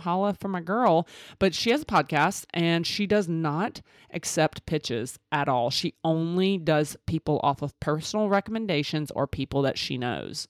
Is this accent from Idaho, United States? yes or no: no; Mississippi, United States; I'm from Mississippi with these country ass sayings